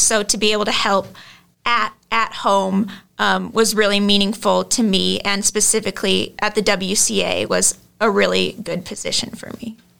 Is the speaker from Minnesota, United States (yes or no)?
yes; Lino Lakes, Minnesota, United States; I'm from Lino Lakes, Minnesota.